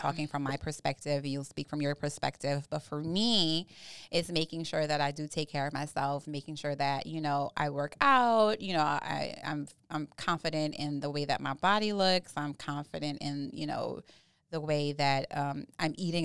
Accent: New Orleans, Louisiana, United States; I'm from Southeast Louisiana by n, way of New Orleans

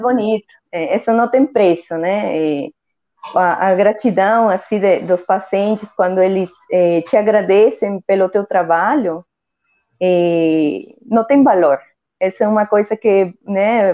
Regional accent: northern coast of Peru, Peru; first language Spanish; Portuguese is a second language; moved away as an adult; also born or lived in São Paulo, Brazil; now in Brazil; morava em uma cidade muito pequena, né, na, no, no, litoral norte do meu país, eu sou peruana.

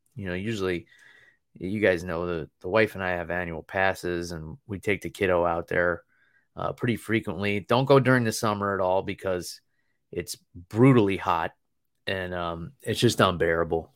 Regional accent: New York, United States; moved away as an adult; now in Florida, United States; I was born and raised in New York State

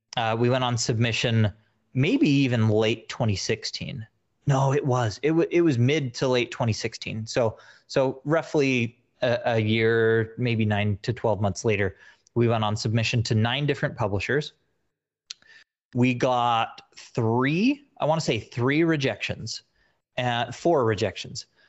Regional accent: Utah, United States; moved away; I'm originally from Utah

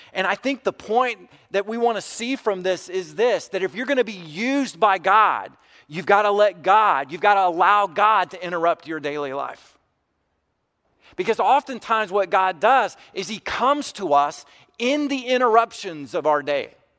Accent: United States; white American Christians

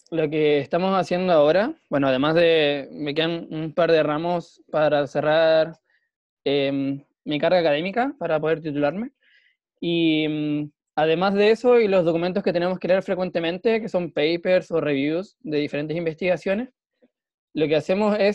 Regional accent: La Serena, Coquimbo, Chile; now in Coquimbo, Chile; Soy de La Serena, pero vivo en Coquimbo.

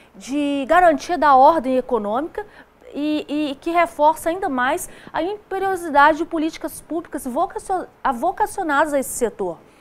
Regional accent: Brazil; sou brasileira

